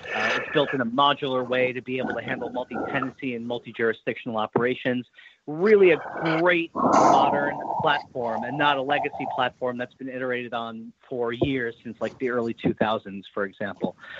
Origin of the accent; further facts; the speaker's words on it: New York, United States; moved away; also born or lived in Boston; I grew up in New York. I went to school in Boston. I lived there for a number of years.